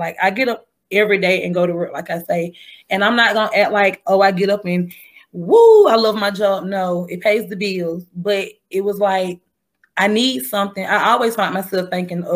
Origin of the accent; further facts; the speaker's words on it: Macon, Georgia, United States; I stay here in Macon, and I'm from Macon